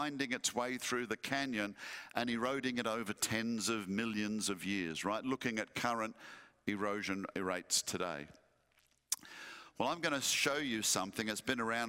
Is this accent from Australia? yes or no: yes; Western Australia, Australia; moved away; also born or lived in Perth; my home state of Western Australia